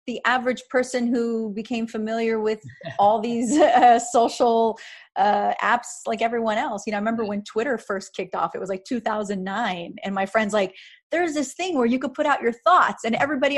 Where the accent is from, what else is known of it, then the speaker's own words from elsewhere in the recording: Riverside, California, United States; I grew up in Riverside